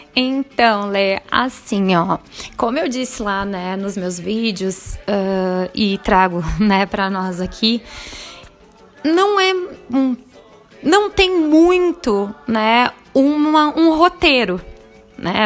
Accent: Rio Grande do Sul, Brazil; moved away as an adult; now in Lavras, Brazil; eu sou gaúcha, mas hoje moro em Lavras, Minas Gerais

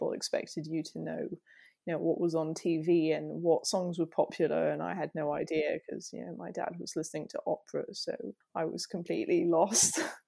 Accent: Île-de-France, France; So I grew up in France, not very far from Paris, near Fontainebleau, which is a place some people know for rock climbing and things like that.

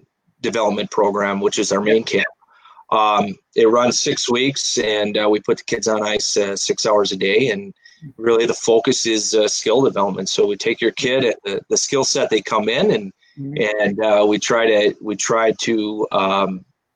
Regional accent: Eagle River, Wisconsin, United States; moved away as an adult; I grew up in Eagle River, a rival of Fond du Lac, a rival of Mosinee, and I grew up there my whole life

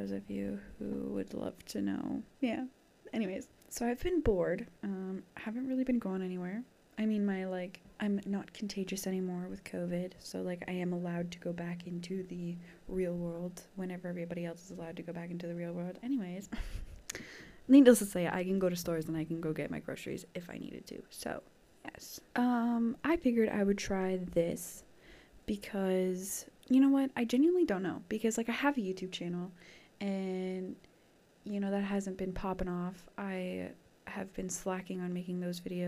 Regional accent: Canada; I'm from Canada

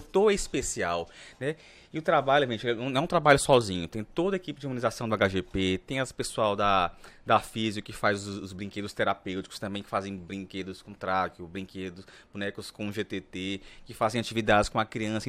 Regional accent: Araguaína, Tocantins, Brazil; eu nasci em Araguaí, no Tocantins, sou araguainense do pé rachado

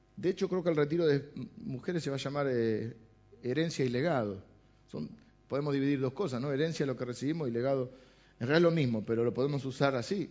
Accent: Argentina; nuestra idiosincrasia como argentinos

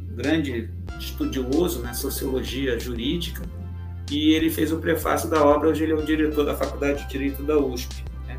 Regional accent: Rio, Rio de Janeiro, Brazil; nascido no Rio

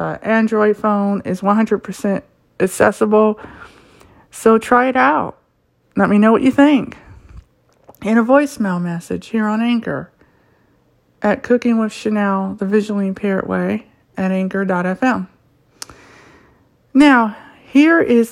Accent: Ohio, United States; born and raised in Ohio

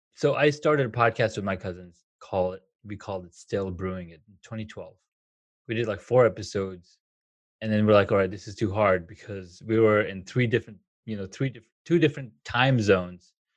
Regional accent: California, United States; moved away as an adult; also born or lived in Colorado / Washington, D.C.; I grew up in California. I worked there for like for the longest time, and then I moved to Colorado. Then I moved to the D, to DC

